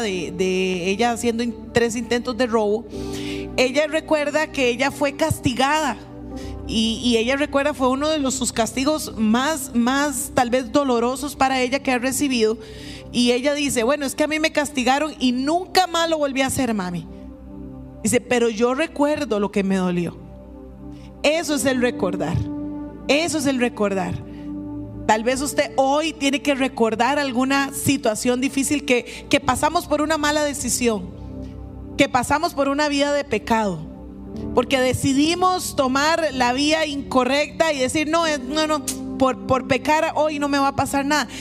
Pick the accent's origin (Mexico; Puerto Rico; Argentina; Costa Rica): Costa Rica; nosotros como costarricenses